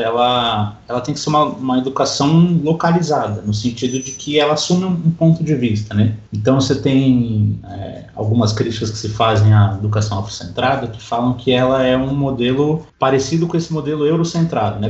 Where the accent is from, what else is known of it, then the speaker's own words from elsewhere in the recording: São Paulo, Brazil; eu moro aqui em São Paulo, nasci aqui em São Paulo